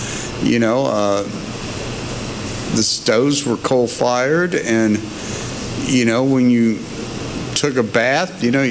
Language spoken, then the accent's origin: English; Gilman Bottom, West Virginia, United States; moved away; also born or lived in Indianapolis, Indiana / Fort Wayne, Indiana; I'm originally from Gilman Bottom, West Virginia